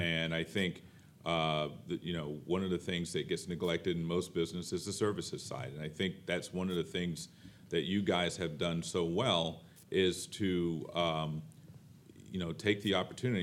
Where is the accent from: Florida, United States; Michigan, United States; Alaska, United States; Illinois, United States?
Florida, United States; I'm from Florida